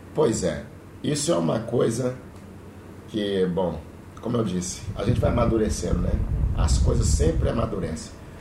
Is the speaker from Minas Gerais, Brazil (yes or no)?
yes; Belo Horizonte, Minas Gerais, Brazil; eu sou de Belo Horizonte